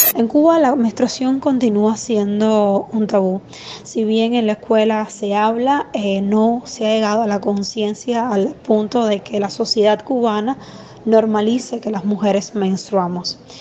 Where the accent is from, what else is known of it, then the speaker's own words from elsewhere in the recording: Costa Rica; now in Bogotá, Colombia; soy de Costa Rica y vivo en Bogotá